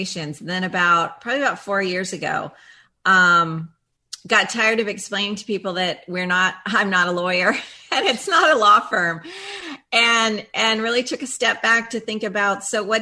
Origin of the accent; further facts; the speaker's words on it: Florida, United States; I am actually a fifth generation Floridian